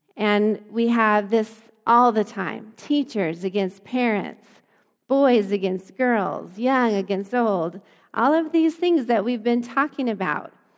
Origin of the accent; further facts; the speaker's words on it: Lamar, Colorado, United States; I grew up in Lamar, Colorado. My little small hometown was not very ethnically diverse at all